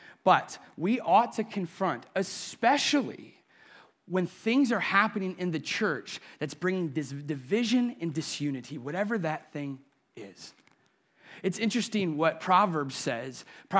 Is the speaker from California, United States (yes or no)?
no; Sandusky, Ohio, United States; I remember as a little boy, now I grew up and live in Sandusky, still do, but I lived in the Perkins side of Sandusky.